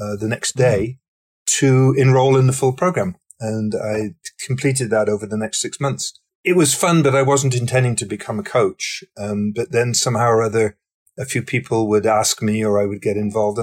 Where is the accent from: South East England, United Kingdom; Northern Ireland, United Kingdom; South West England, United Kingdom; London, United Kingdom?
South West England, United Kingdom; Somerset; moved away as an adult; now in Canada; I was growing up in the southwest corner of England in the county called Somerset